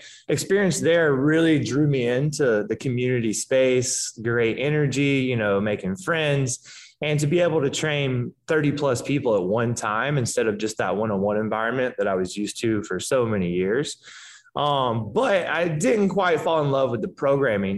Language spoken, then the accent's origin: English; Georgia, United States; moved away as an adult; now in Santa Monica, United States; I'm from Georgia. So I didn't move out to LA until about 4 years ago.